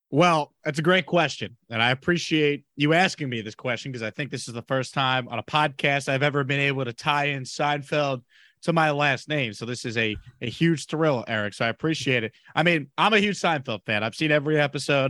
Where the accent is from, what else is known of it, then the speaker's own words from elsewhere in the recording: Long Island, New York, United States; moved away as an adult; now in Houston, United States; I grew up on Long Island